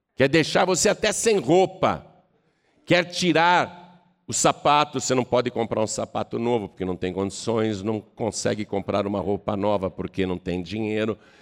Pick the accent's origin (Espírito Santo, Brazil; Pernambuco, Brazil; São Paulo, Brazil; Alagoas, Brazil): São Paulo, Brazil; Piracicaba; eu sou piracicabano, eu sou do interior de São Paulo.